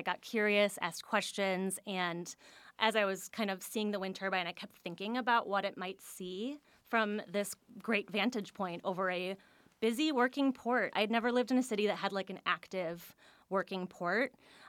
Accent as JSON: {"language": "English", "town": "Washington", "region": "District of Columbia", "country": "United States", "lives_now": "Milwaukee, United States", "said": "I was so surprised as someone new to the area. And maybe it's because I came from Washington, D.C., which is a city of memorials and monuments."}